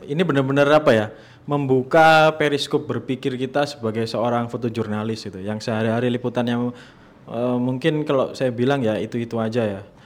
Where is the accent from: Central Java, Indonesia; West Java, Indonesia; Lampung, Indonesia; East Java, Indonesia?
East Java, Indonesia; Surabaya; now in Jakarta, Indonesia; di Surabaya di kampung halaman saya